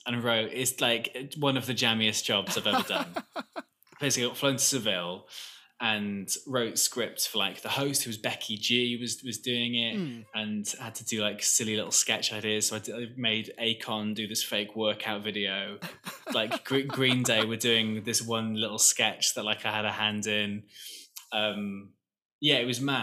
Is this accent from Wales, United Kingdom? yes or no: yes; Wales, United Kingdom; there's this North Welsh, so I'm from Wales.